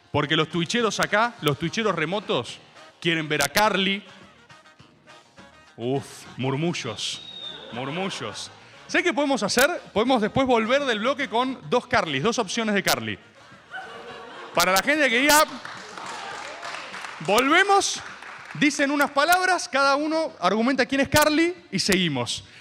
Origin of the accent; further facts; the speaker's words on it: Merlo, Buenos Aires Province, Argentina; Tengo 17 años, eh, soy de Merlo, eh, vivo con mis padres